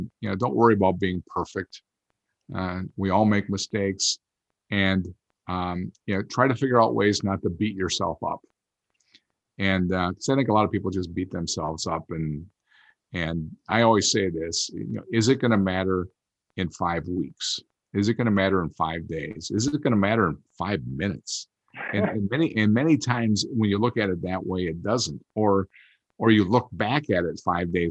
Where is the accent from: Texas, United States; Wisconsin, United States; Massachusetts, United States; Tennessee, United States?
Wisconsin, United States; outside Green Bay; I grew up outside Green Bay, Wisconsin.